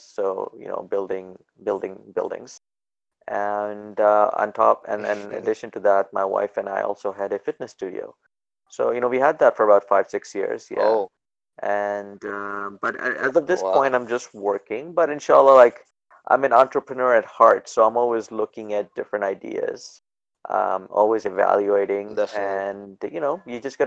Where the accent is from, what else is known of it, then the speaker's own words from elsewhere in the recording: Edmonton, Alberta, Canada; also born or lived in Pakistan; I was born in Pakistan. I left when I was 8 years old, then grew up in Edmonton